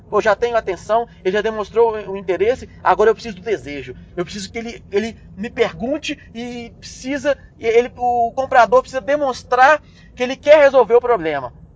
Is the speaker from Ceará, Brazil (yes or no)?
no; Belo Horizonte, Minas Gerais, Brazil; Eu sou de Belo Horizonte